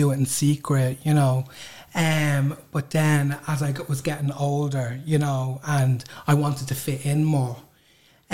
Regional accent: Dublin, Leinster, Ireland; growing up in Crumlin, you know, could be pretty hard

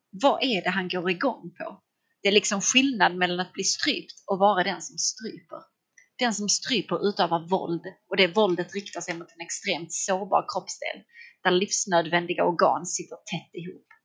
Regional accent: Skåne, Sweden; Blir inte jag tillfrågad för att jag är skåning?

